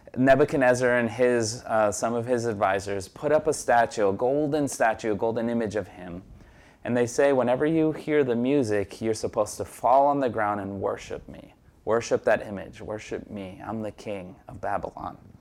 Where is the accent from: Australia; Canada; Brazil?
Brazil; now in Jersey City, United States; I was born in Brazil and I'm a naturalized citizen